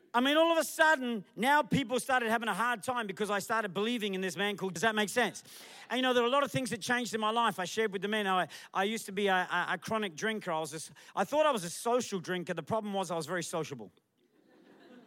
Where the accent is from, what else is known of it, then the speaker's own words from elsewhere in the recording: Australia; moved away as an adult; also born or lived in England / Perth; now in Malaysia; I was raised in Australia